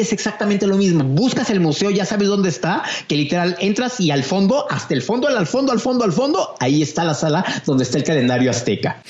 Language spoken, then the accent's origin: Spanish; Mexico; como mexicano